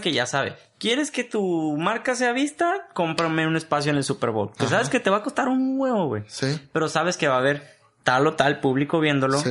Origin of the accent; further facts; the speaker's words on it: Mexico; Nosotros como mexicanos